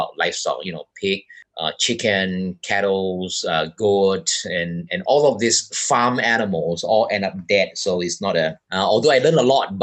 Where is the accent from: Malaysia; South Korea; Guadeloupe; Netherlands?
Malaysia; Bukit Mertajam, Penang; moved away as an adult; also born or lived in Taiwan / Missoula, Montana, United States / Sabah, Borneo; now in Borneo, Malaysia; I was born in a small town called Bukit Mertajam in the state of Penang in West Malaysia.